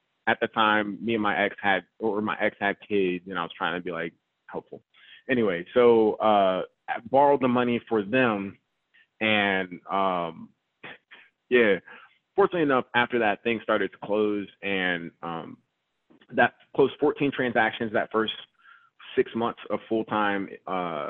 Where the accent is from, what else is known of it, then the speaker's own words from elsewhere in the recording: Georgia, United States; also born or lived in Raleigh, North Carolina; now in North Carolina, United States; I'm from Georgia